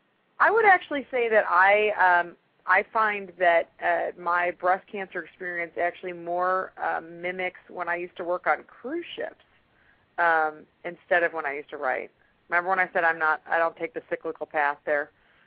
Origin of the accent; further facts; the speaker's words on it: Chicago, Illinois, United States; now in Atlanta, United States; I mean, I'm in Atlanta. I'm originally from Chicago. And I've now been in Atlanta long enough to realize that, you know, stuff is different in the South sometimes.